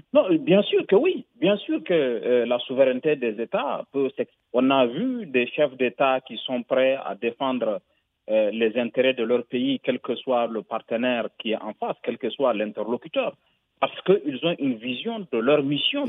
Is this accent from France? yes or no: no; Niger; Je suis du Niger